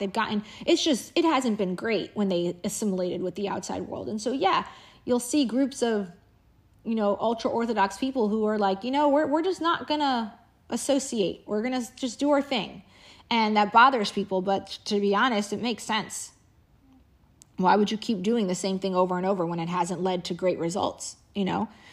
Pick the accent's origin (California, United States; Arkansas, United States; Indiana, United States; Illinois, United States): Indiana, United States; we had a housekeeper back when I was growing up in Indiana